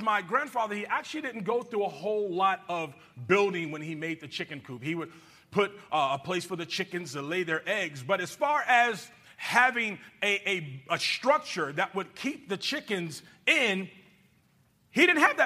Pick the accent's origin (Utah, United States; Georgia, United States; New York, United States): Georgia, United States; moved away; That's where I'm from. And when I was a little boy, I lived in a little country town